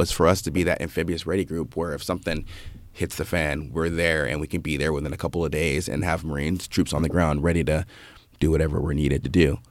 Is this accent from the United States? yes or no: yes; Santa Barbara, California, United States; I was born and raised in Santa Barbara